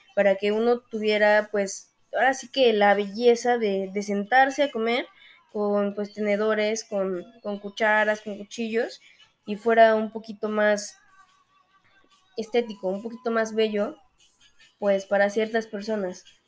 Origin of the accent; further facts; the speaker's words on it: Mexico; nosotros como mexicanos